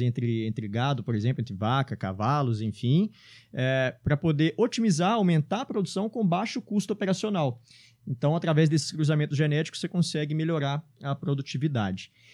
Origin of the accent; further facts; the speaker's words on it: Belo Horizonte, Minas Gerais, Brazil; eu estudava aqui no, no Promove, na Pampulha. É, e na época eu era molequinho, cara. Tinha, sei lá, uns 7 anos de idade